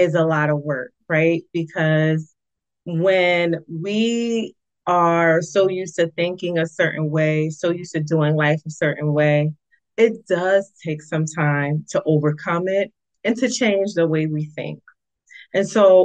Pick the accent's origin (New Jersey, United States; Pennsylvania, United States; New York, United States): New Jersey, United States; East Orange; the East Orange Public Library. It's my hometown